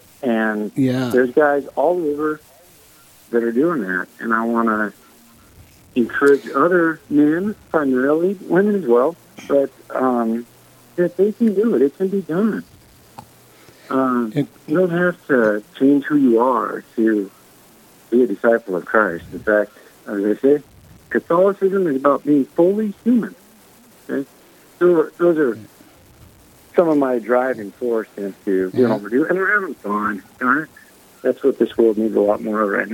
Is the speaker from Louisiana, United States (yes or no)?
no; Worland, Wyoming, United States; moved away as an adult; also born or lived in Montana; I grew up in Worland, Wyoming, graduated high school in 98, moved to Montana